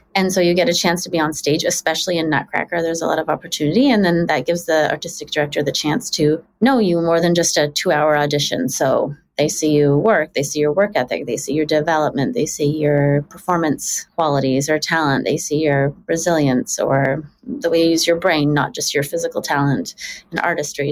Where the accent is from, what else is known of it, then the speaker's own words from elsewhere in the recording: Richmond, British Columbia, Canada; also born or lived in Toronto; we moved to Richmond, BC when I was six from Toronto.